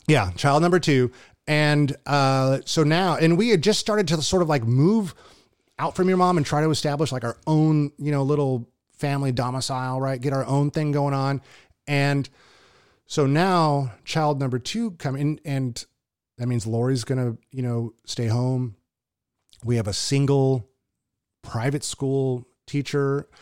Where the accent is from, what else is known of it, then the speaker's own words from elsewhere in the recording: Southern California, United States; moved away as an adult; also born or lived in Hawaii; now in Tulare, United States; I was from Southern California